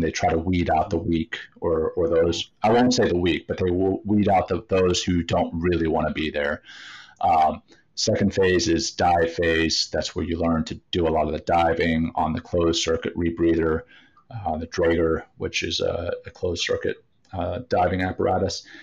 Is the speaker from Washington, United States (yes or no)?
no; Louisiana, United States; growing up in Louisiana